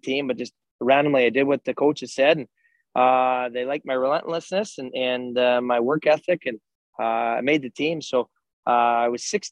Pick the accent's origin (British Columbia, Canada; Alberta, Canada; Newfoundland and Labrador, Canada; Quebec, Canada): British Columbia, Canada; also born or lived in Mackenzie / Penticton / Trail / Chetwynd; So I grew up in British Columbia. I was born in Mackenzie. I lived in Penticton, lived in Trail, moved all the way back up to Chetwynd, which is northern BC